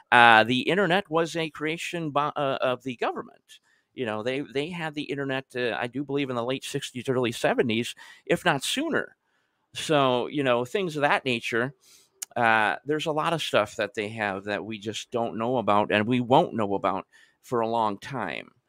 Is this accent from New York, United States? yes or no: no; Michigan, United States; especially I remember I'm originally from Michigan myself